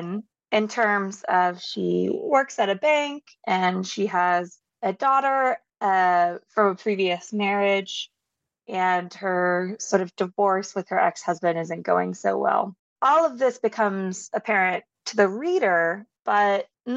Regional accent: Southern United States, United States; I'm from the Southern United States

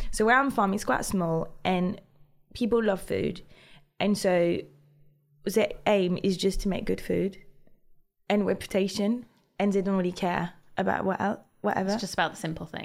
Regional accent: Brittany, France; But I'm from Brittany, where we do amazing sel de Guérande

